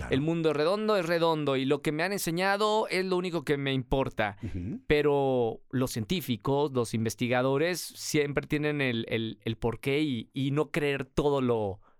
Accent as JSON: {"language": "Spanish", "region": "Puebla", "country": "Mexico", "lives_now": "Guadalajara, Mexico", "said": "Bueno, en realidad soy de Puebla, pero llevo viviendo más de mi vida en Guadalajara"}